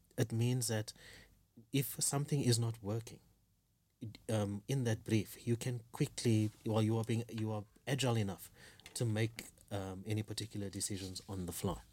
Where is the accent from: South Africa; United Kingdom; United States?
South Africa; now in Kenya; I'm a South African living in Kenya